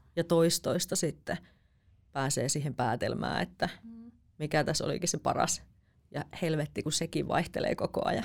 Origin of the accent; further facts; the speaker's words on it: Jyväskylä, Central Finland, Finland; now in Helsinki, Finland; mä oon kasvanut Keski-Suomessa